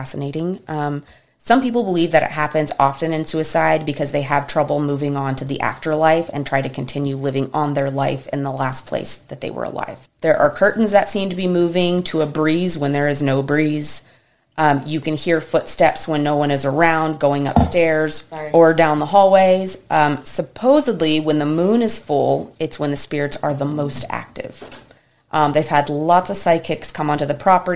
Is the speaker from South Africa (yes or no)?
no; Texas, United States; we are, like, first and foremost Texans and then Americans.